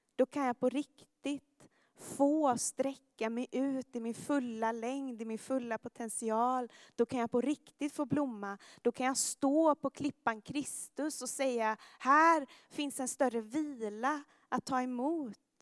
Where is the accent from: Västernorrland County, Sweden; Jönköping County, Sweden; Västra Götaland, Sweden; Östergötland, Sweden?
Jönköping County, Sweden; Jönköping; moved away; i min gymnasieklass i eh, Jönköping, där jag kommer ifrån